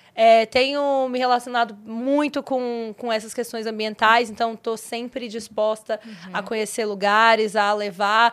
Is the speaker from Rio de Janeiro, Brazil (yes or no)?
no; Valparaíso de Goiás, Goiás, Brazil; moved away as an adult; now in São Paulo, Brazil; eu vim do Goiás, né? construí a minha vida aqui